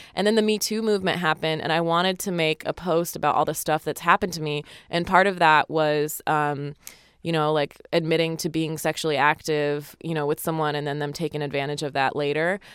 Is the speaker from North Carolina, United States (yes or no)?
no; Utah, United States; I grew up in Utah